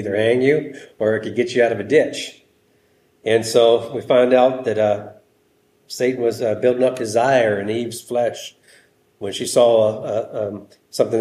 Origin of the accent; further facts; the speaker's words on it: United States; We're American Christians